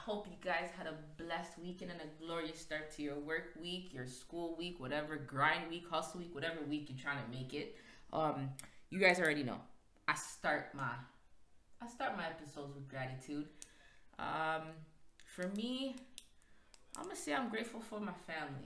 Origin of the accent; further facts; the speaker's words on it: Toronto, Ontario, Canada; also born or lived in Scarborough; I may be from Scarborough, but the Finch raised me.